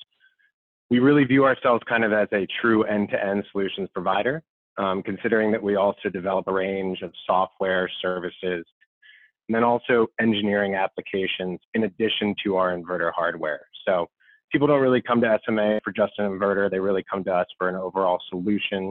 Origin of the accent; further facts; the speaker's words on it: outside of the Philadelphia area, Pennsylvania, United States; moved away as an adult; also born or lived in Washington, D.C. / Ohio; I grew up in Washington, D.C., born and raised outside of the Philadelphia area